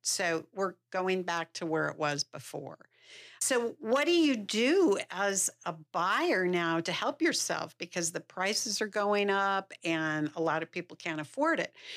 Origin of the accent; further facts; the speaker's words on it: Salt Lake City, Utah, United States; moved away as an adult; also born or lived in California; I grew up here in Salt Lake City